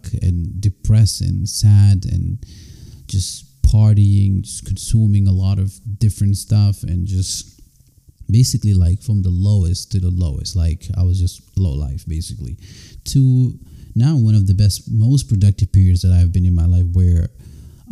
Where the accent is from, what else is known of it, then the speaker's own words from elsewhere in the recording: Senegal; moved away; also born or lived in Gambia; I was born in the Gambia, I was raised in Senegal